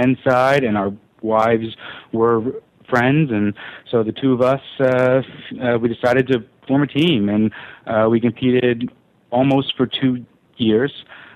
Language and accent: English; Memphis, Tennessee, United States; I grew up in Memphis